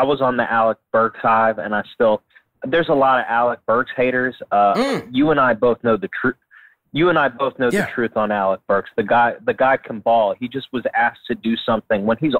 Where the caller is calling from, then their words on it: Baltimore, Maryland, United States; from Baltimore.